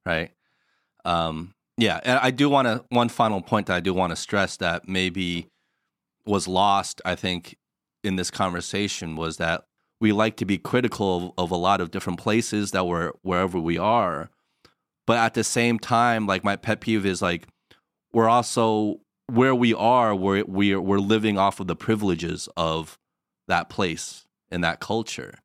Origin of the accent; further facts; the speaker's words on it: United States; moved away as an adult; now in China; we're from the States, but we're living in China